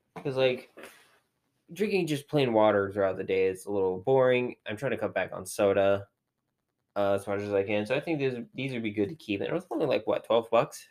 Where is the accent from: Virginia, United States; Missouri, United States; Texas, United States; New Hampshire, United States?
Virginia, United States; now in Pennsylvania, United States; where I grew up in Virginia